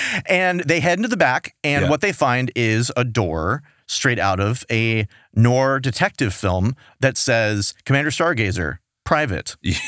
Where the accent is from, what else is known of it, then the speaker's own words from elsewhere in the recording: Texas, United States; we're from Texas.